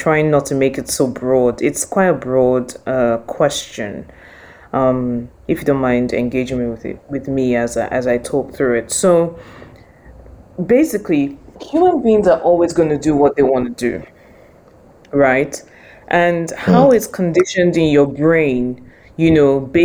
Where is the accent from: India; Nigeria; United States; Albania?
Nigeria; now in United Kingdom; I am Nigerian as well, I also live and work in the UK